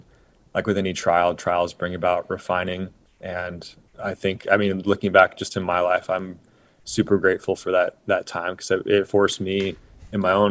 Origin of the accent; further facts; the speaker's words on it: Oregon, United States; I grew up in Oregon